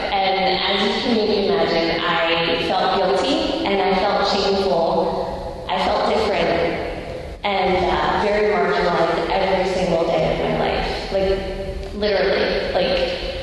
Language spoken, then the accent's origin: English; Lansdale, Pennsylvania, United States; also born or lived in Upper Gwynedd, Pennsylvania; And I grew up in Lansdale and Upper Gwinnett, and so like fully in the area